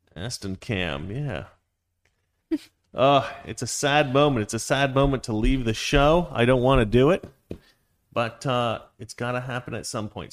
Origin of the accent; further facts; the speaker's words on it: United States; as an American culture